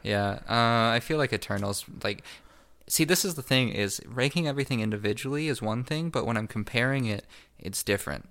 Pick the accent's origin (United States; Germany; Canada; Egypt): Canada; we're Canadian